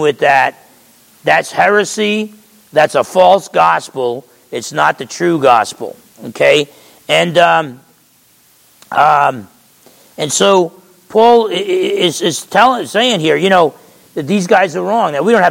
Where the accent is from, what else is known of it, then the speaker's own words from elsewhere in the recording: Essex County, New Jersey, United States; grew up in Essex County, New Jersey, and I'm half Italian.